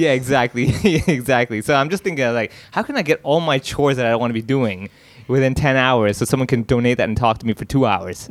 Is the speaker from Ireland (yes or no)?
no; Hong Kong; talks about my life growing up in Hong Kong